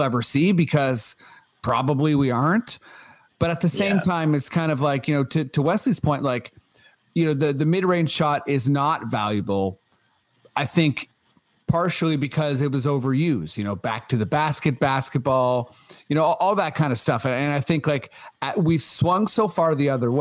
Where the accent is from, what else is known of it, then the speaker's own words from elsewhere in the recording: Toronto, Ontario, Canada; as a Canadian, as a Torontonian